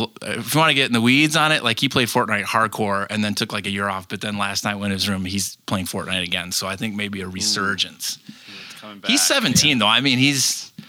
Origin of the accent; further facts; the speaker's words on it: Chicago, Illinois, United States; also born or lived in Dayton, Ohio / Detroit suburbs, Michigan; I grew up mostly in Chicago. I did, though, spend first grade through seventh grade in the suburbs of Detroit. So I have Michigan roots.